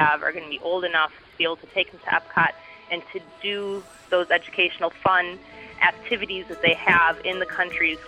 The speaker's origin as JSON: {"language": "English", "region": "Alberta", "country": "Canada", "said": "I'm from Alberta, Canada, so I'm one of your listeners from the north."}